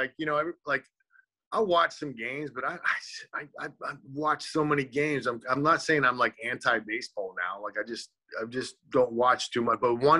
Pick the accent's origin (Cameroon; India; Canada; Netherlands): Canada; just – in being Canadian, like, we didn't even realize that I was even going to even play baseball, right?